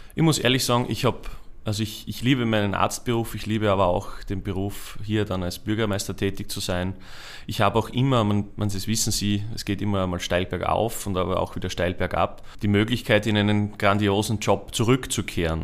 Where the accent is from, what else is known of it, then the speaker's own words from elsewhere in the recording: Unterpremstätten, Styria, Austria; bei uns in Bremstetten